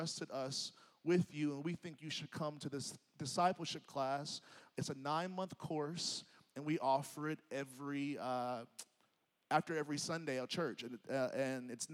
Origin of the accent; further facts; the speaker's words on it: Nashville, Tennessee, United States; moved away as an adult; I grew up in Nashville. I went to college in Nashville.